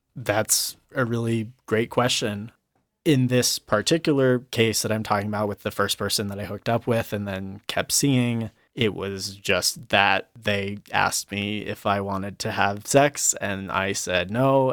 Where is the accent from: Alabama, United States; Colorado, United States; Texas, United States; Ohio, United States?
Colorado, United States; I grew up in Colorado. I actually grew up in a rural town in the mountains.